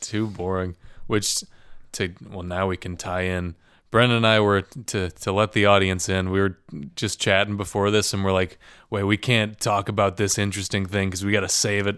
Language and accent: English; Midwest, United States; now in Chicago, United States; as a Midwesterner.